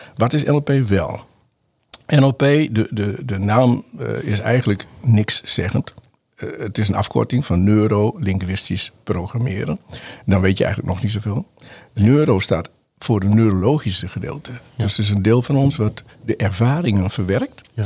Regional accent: Uithuizen, Groningen, Netherlands; ik ben geboren in Noord-Groningen. Noord Groningen, In een plaatsje Uithuizen, en daar woon ik nog steeds. Ehm, heb ik mijn jeugd doorgebracht.

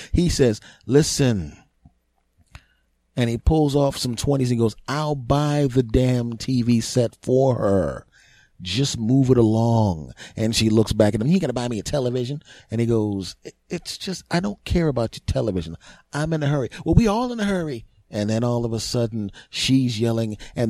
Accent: Philadelphia, Pennsylvania, United States; I'm from Philly originally.

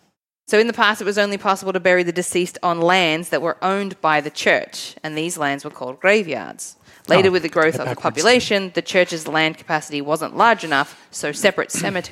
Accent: Australia; now in United States

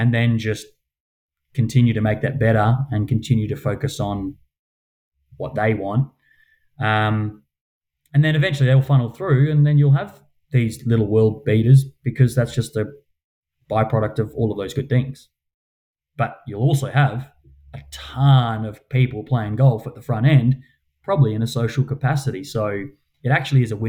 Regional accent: Perth, Western Australia, Australia; I come from Mount Lawley

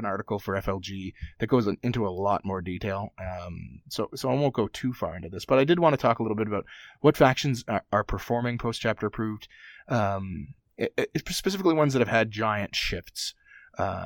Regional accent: Canada; I'm Canadian

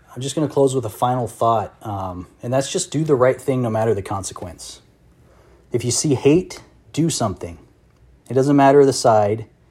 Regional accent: United States; I'm just an American.

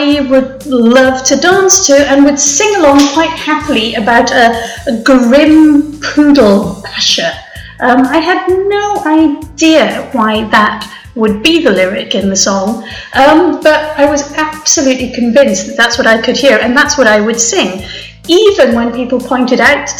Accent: Wales, United Kingdom; I'm Welsh

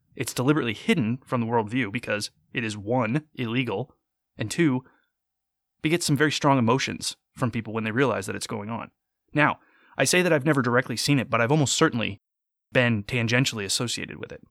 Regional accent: United States; I am American. I have grown up my entire life here.

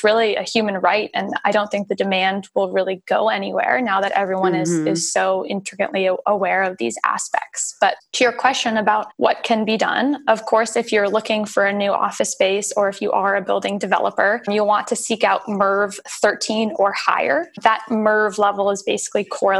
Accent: California, United States; now in Australia; I'm from California

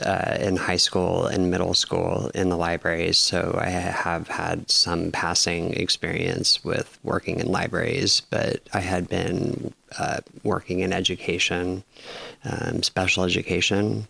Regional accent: Los Angeles, California, United States; also born or lived in San Francisco / Lopez Island; now in Bellingham, United States; I was born in Los Angeles

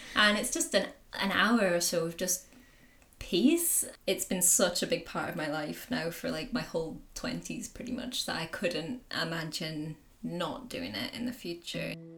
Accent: the Pennines, North West England, United Kingdom; also born or lived in Indonesia; I grew up in the Pennines in the northwest of England.

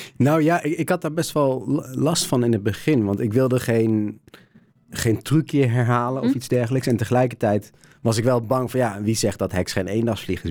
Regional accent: Netherlands; Ik kom uit Nederland

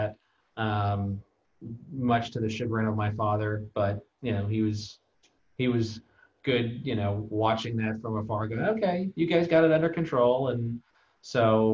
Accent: California, United States; I've lived in the same 50-mile radius my entire life

